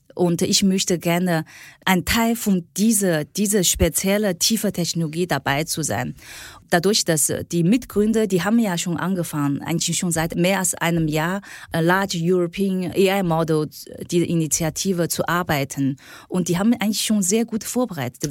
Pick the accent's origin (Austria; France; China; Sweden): China; German is a second language; moved away as an adult; now in Germany; ich bin äh, in China aufgewachsen